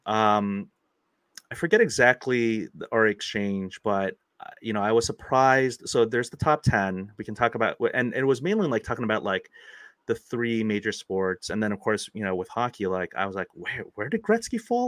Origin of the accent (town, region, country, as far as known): United States